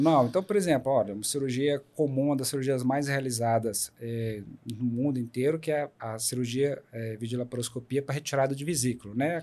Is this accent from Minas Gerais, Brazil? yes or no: yes; Paracatu, Minas Gerais, Brazil; also born or lived in Belo Horizonte; now in Unaí, Brazil; Eu sou de Minas. mas eu até os meus 18 anos eu morei em Paracatu e aí depois eu saí para estudar em Belo Horizonte.